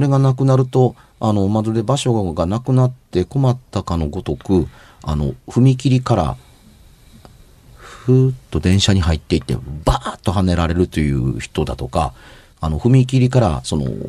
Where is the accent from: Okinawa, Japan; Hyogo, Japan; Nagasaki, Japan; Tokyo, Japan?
Hyogo, Japan; Amagasaki; 僕が小学校の頃、兵庫県尼崎に住んでました。今も実家は尼崎です